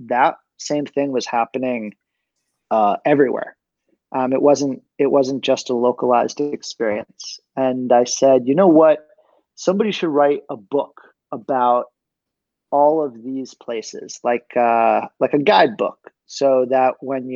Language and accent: English; Pittsburgh, Pennsylvania, United States; I'm from Pittsburgh